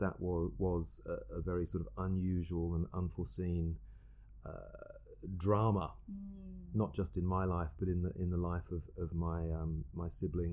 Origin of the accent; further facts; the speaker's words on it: Margate, South East England, United Kingdom; moved away as an adult; also born or lived in Rochester, Kent; now in Sydney, Australia; I actually grew up on the south coast of England in a place called Margate